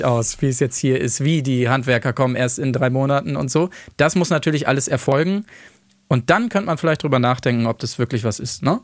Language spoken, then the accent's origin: German; Verden, Lower Saxony, Germany; von Pferden an der Aller, wo ich herkomme